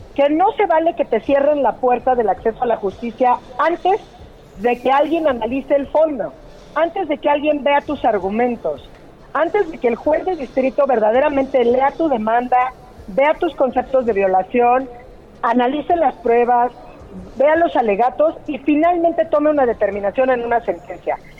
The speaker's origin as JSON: {"language": "Spanish", "region": "Oaxaca", "country": "Mexico", "moved": "yes", "said": "Estoy en Oaxaca. Tuve que venir a ver un asunto, así que saludos desde mi tierra."}